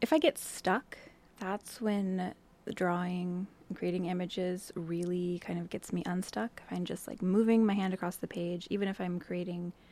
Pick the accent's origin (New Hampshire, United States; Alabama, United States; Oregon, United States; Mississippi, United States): Oregon, United States; Portland; moved away as an adult; also born or lived in Montreal, Canada; now in Astoria, United States; So I grew up in the Portland area, and then I moved